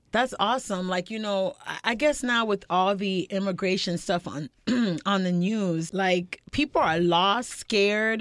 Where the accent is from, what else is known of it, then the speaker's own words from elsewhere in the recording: North Miami, Florida, United States; I grew up in North Miami